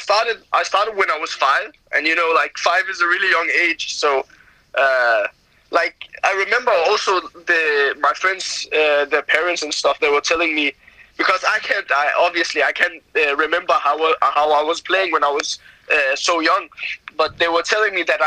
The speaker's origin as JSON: {"language": "English", "town": "Copenhagen", "region": "Capital Region of Denmark", "country": "Denmark", "tie": "born or raised there", "said": "I grew up. I grew up in like inside of Copenhagen."}